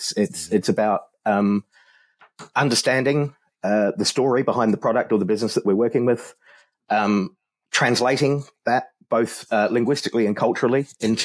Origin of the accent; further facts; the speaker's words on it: Hong Kong; also born or lived in Philippines; So I grew up in Hong Kong in the 80s, which was a pretty wild sort of an experience.